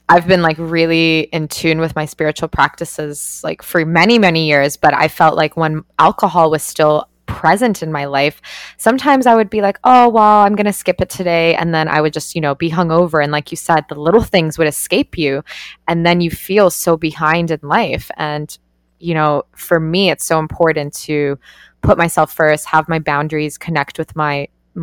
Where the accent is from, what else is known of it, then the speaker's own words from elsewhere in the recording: Canada; I grew up in Canada and like went to party universities